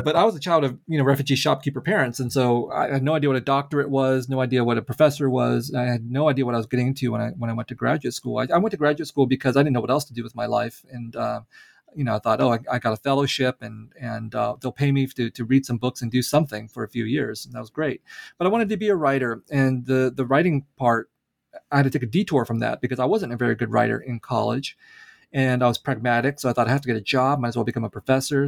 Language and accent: English; San Jose, California, United States; also born or lived in Vietnam; grew up in a Vietnamese refugee community in San Jose, California